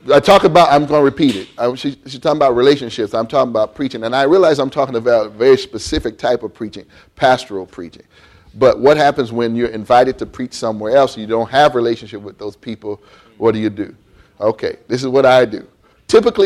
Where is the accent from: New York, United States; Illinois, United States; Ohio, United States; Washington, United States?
Ohio, United States; Columbus; I grew up in Columbus, Ohio, when it was still very much farming land.